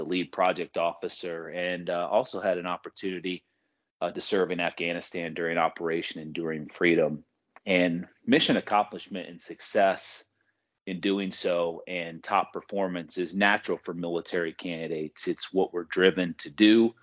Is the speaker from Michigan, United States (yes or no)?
yes; Michigan, United States; I was born and raised in Michigan